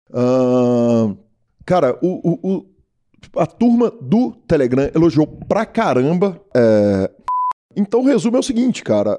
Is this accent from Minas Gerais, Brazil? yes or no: yes; Minas Gerais, Brazil; accent: mineiro; sotaque nosso, é, o sotaque mineiro